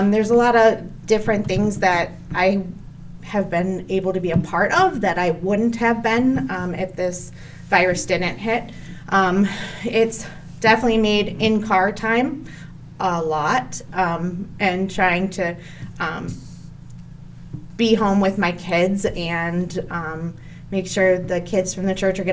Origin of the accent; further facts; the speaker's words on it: Cleveland Heights, Ohio, United States; I grew up in Cleveland Heights. I went to Cleveland Heights High School, graduated, loved it.